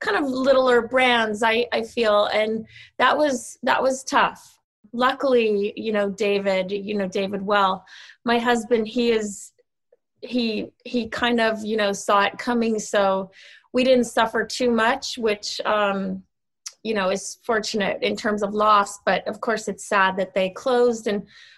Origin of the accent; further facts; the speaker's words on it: Sweden; moved away; I grew up in Sweden because my dad is Swedish. So when I was 10, we moved to Sweden